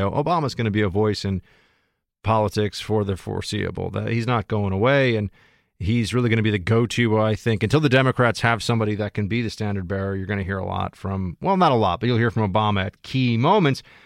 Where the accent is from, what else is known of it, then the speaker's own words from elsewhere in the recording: New York City, New York, United States; I'm a New Yorker, bor-, born and raised right here in the city